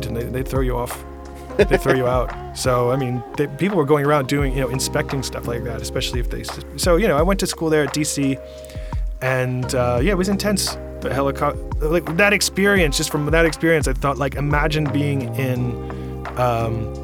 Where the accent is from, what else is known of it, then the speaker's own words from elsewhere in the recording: Long Island, New York, United States; moved away as an adult; also born or lived in Washington, D.C. / Denmark / Helsinki; now in Estonia; I was born on Long Island in New York